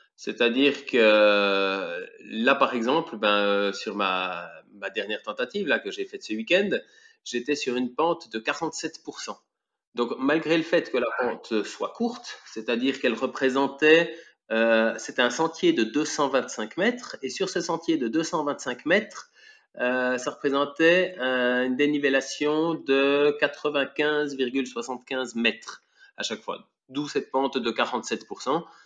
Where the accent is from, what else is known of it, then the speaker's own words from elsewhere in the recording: Switzerland; je suis suisse, j'ai 41 ans